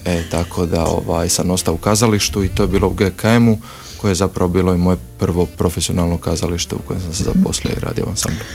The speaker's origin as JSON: {"language": "Croatian", "town": "Split", "region": "Split-Dalmatia County", "country": "Croatia", "said": "ja sam iz Splita"}